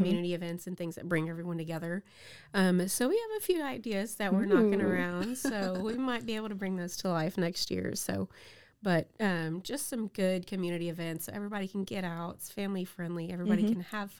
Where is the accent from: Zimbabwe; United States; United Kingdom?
United States; Houston, Texas; now in Waco, United States; Coming from a big city, I grew up in Houston.